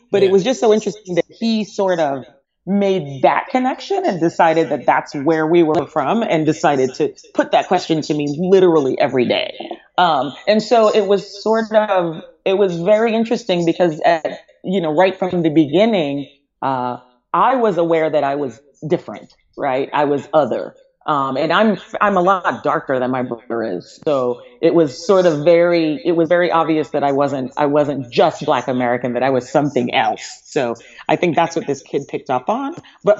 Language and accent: English; Antigua & Barbuda; born there; also born or lived in Montserrat; So I was born on Antigua, which is an island, which I guess it's, you know, maybe about 20 miles from Montserrat.